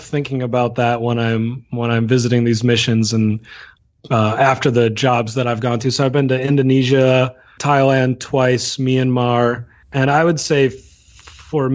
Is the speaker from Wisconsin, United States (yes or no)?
yes; Watertown, Wisconsin, United States; I am originally from Watertown, Wisconsin. From there, I went to Lakeside Lutheran High School